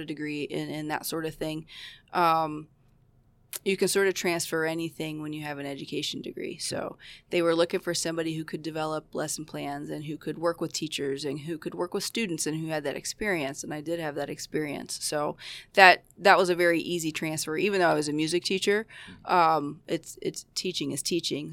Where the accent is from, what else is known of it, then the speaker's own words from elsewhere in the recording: Roseville, Ohio, United States; moved away as an adult; now in Aurora, United States; I grew up in Ohio. I grew up in a little town called Roseville. It's in southeast Ohio